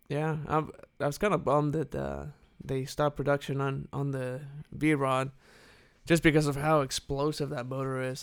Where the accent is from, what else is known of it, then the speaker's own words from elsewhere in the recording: Saltillo, Coahuila, Mexico; moved away as an adult; was born and raised there, and then I turned eighteen, went off to college, and, uh, That's the last time I lived in Mexico.